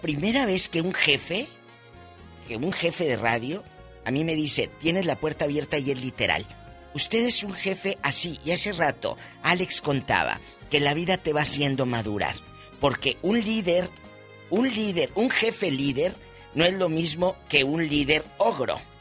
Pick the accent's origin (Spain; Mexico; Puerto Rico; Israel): Mexico; northern Mexico; Soy norteña